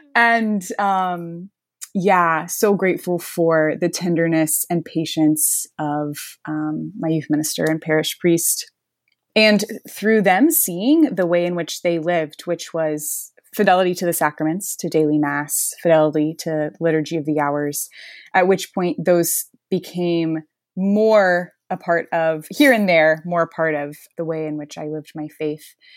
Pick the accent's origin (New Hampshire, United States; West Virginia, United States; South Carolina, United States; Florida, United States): Florida, United States; Gulf Breeze; also born or lived in Notre Dame, Indiana; I am from Gulf Breeze, Florida, which is just outside Pensacola in northwest Florida